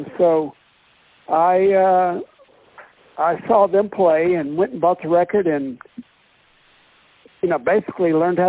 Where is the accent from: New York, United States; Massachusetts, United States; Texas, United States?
Texas, United States; Dallas; Well, I'm from Dallas